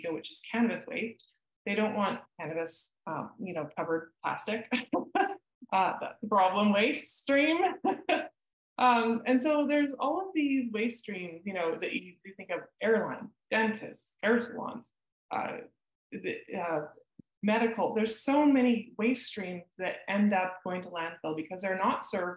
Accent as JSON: {"language": "English", "town": "Maple Ridge", "region": "British Columbia", "country": "Canada", "tie": "born or raised there", "said": "Growing up in Maple Ridge"}